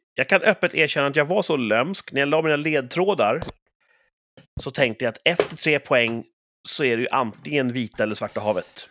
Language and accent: Swedish; Sweden; jag är så typiskt svensk